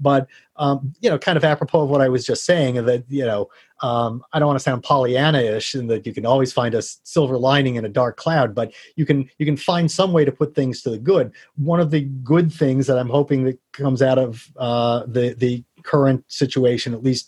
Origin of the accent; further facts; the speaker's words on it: San Francisco, California, United States; also born or lived in New York / Phoenix; I was born in New York, and we moved to Phoenix, where the Giants farm team was, and then we moved to San Francisco.